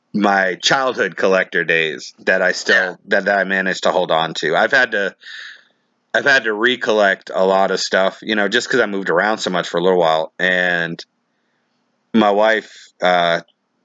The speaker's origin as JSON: {"language": "English", "town": "Taunton", "region": "Massachusetts", "country": "United States", "tie": "born or raised there", "said": "where I grew up in Taunton, Massachusetts."}